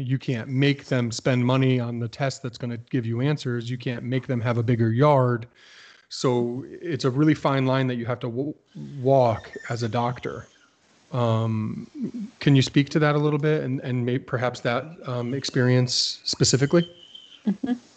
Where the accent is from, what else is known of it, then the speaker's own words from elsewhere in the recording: Plainville, Connecticut, United States; moved away; Plainville, Connecticut, my hometown, where I no longer live